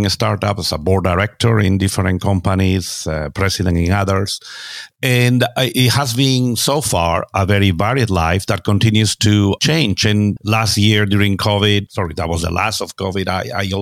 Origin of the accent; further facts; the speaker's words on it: Spain; moved away as an adult; also born or lived in United States; now in London, United Kingdom; I'm originally from Spain, although I also have an American passport later in life. I live there. I now live in London